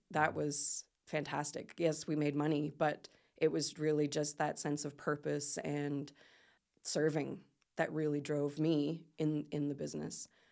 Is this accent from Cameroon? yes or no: no; Port Maitland, Canada; moved away as an adult; also born or lived in South Korea / Philippines; I'm from I'm from uh, Port Maitland originally, mm-hmm. and so I moved back to my hometown